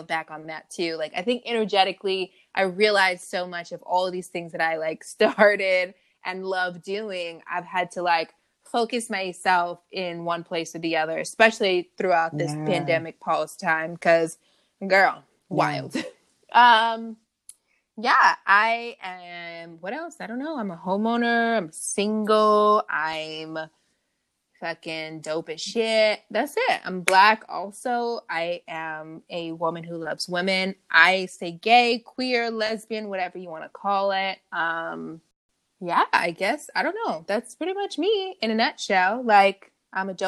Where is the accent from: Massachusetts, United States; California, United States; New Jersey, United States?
California, United States; Long Beach; I am also a Cali girl, born and raised, Long Beach, Strong Beach